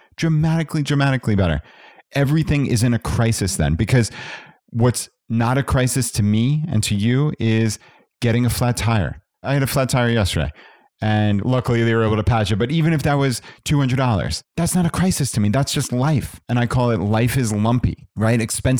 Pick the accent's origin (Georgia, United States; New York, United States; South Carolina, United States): New York, United States; Long Island; So my wife and I grew up on Long Island, New York, which is high cost of living suburb of New York City.